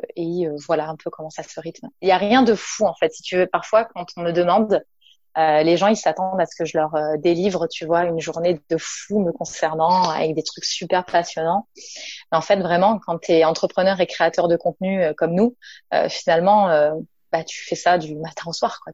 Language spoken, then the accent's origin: French; Nice, Provence-Alpes-Côte d'Azur, France; je viens du sud de la France, je viens de Nice.